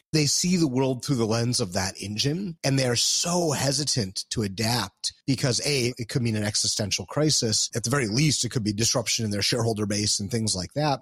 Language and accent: English; Detroit, Michigan, United States; moved away; I'm from Detroit originally